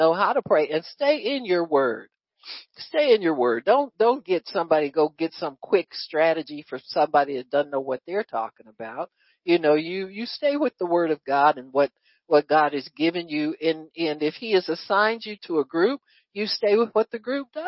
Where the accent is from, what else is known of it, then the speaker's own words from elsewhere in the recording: United States; as American citizens